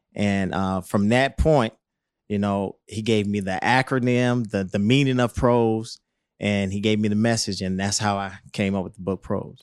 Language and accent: English; Rock Hill, South Carolina, United States; moved away as an adult; I come from Rock Hill